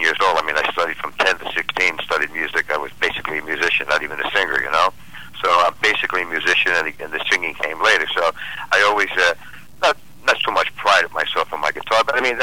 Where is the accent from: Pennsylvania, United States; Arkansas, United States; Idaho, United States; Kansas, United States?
Pennsylvania, United States; Philadelphia; born and raised in Philadelphia